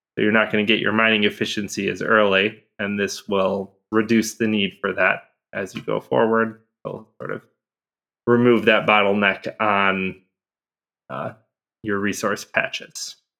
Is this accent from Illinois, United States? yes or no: yes; Chicago, Illinois, United States; as a Chicagoan